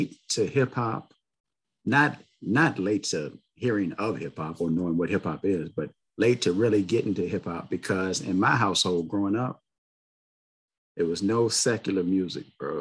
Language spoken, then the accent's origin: English; Richmond, Virginia, United States; I've lived in Virginia my whole life.